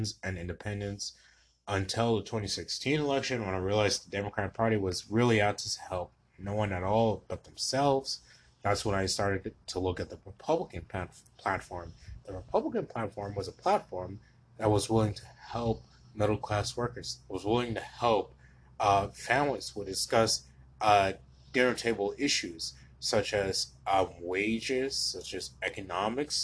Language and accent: English; Wilmington, Delaware, United States; moved away as an adult; also born or lived in Baltimore, Maryland; now in Houston, United States; I am a native of Baltimore, Maryland, and I grew up in Wilmington, Delaware.